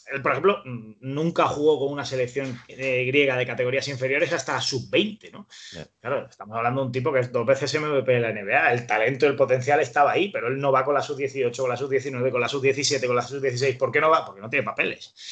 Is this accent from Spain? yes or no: yes; Spain; soy un periodista español